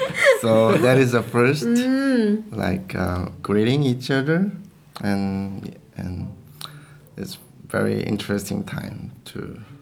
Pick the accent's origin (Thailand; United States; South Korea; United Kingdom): South Korea; now in Vancouver, Canada; I'm from South Korea, but I'm living in Vancouver, Canada.